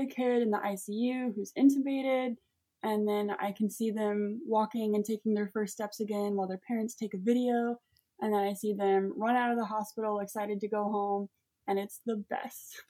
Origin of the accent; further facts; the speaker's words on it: Collierville, Tennessee, United States; I grew up um, in Collierville, Tennessee